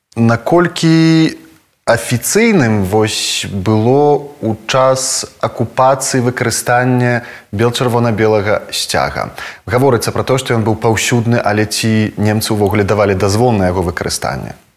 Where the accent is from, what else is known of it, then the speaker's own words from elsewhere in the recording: Belarus; мы беларусы